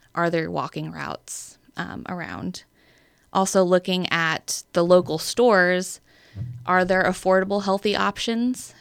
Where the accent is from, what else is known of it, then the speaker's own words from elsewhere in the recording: Bellevue, Nebraska, United States; also born or lived in Omaha, Nebraska / Council Bluffs, Iowa; I grew up in Bellevue, Nebraska.